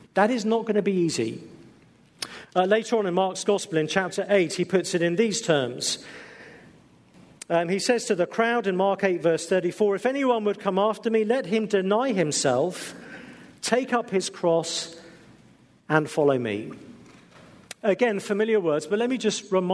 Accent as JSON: {"language": "English", "region": "England", "country": "United Kingdom", "said": "being English"}